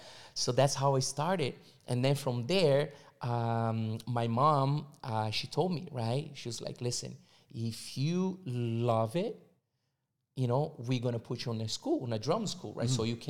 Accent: São Paulo, Brazil; English is a second language; born and raised in Brazil, São Paulo.

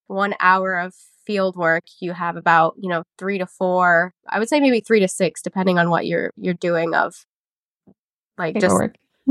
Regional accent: Palm Beach County, Florida, United States; I grew up in Palm Beach County

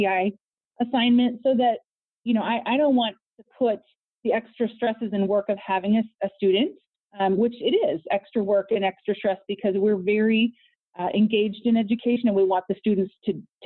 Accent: Peoria, Illinois, United States; also born or lived in Los Angeles; I am from Peoria

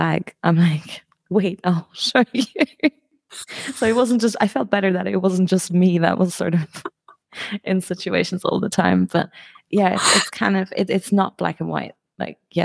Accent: Germany; moved away as an adult; also born or lived in United Kingdom; now in Albania; I'm originally from Germany, moved to the UK in 2008, and then I moved to Albania like 4 years ago

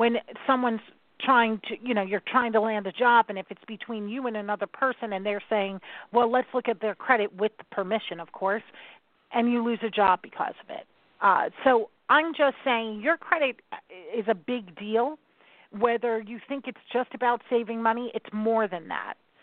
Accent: New York City, New York, United States; I'm a New Yorker

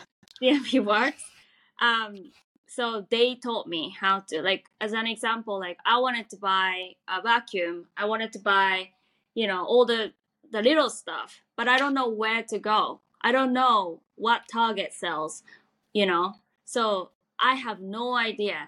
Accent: Tokyo, Japan; English is a second language; moved away as an adult; also born or lived in New York / Los Angeles; now in Irvine, United States; I was born and raised in Tokyo, Japan

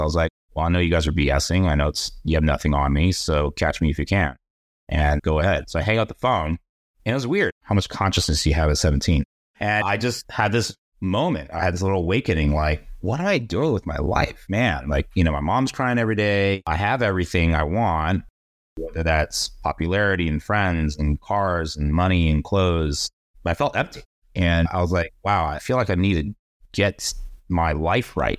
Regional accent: San Jose, California, United States; I grew up in the Bay. San Jose, to be exact

